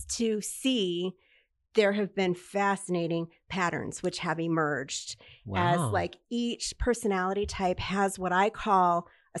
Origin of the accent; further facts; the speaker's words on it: Detroit, Michigan, United States; Well, yes, I'm from the Detroit area, and I don't know if you know that Detroit has a very large Jewish population.